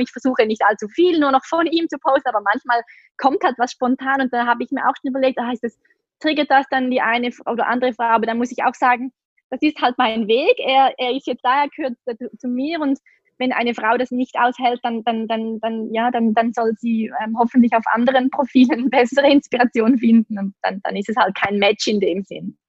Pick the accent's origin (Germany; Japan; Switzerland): Switzerland; accent: Swiss; Ich komme aus der Schweiz, wie man sicher an meinem Akzent hören kann.